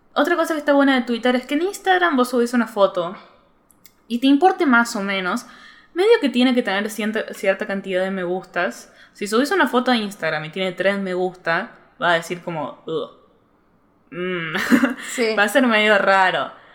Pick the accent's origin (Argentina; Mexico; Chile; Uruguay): Argentina; Córdoba; accent: cordobés; yo soy de Córdoba